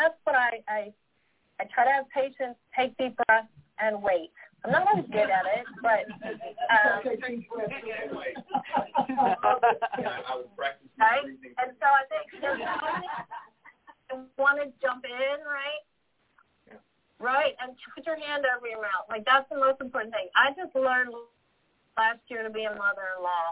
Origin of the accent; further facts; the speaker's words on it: Northeast, United States; I'm from the Northeast, so I tend to talk really fast sometimes.